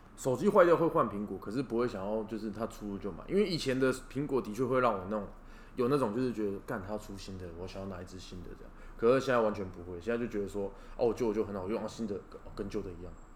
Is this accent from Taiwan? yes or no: yes; Taiwan; 我们也是台湾人